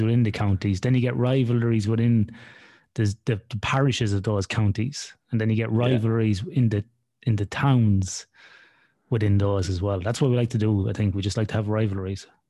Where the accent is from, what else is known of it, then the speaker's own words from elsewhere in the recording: Athlone, Leinster, Ireland; I'm from mm right in the middle